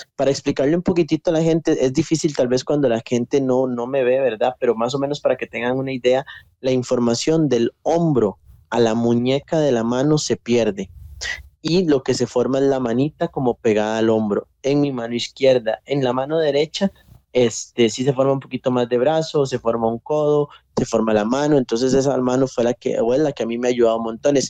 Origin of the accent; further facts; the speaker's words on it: Costa Rica; soy de Costa Rica, nací acá en, Costa Rica